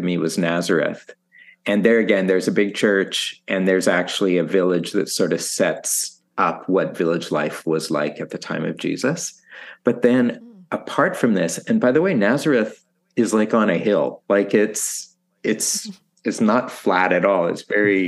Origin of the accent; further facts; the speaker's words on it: Saskatchewan, Canada; moved away as an adult; also born or lived in Manila, Philippines; now in Toronto, Canada; So I grew up in Saskatchewan on a farm.